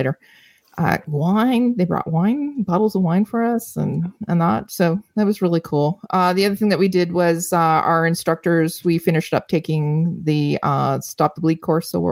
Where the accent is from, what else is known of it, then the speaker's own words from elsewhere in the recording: Canada; Canadians, we